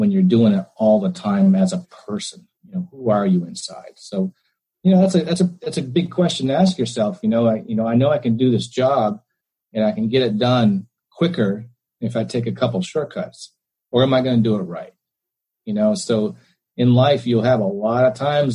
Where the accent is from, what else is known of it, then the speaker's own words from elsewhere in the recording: St. Johnsbury, Vermont, United States; We grew up in Vermont, in St. Johnsbury, Vermont